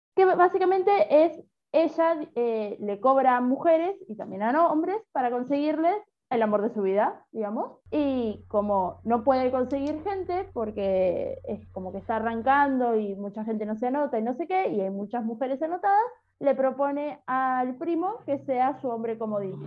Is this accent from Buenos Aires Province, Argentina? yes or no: yes; San Pedro, Buenos Aires Province, Argentina; yo crecí comiendo enseimada todo el tiempo y me sorprendí cuando salí de San Pedro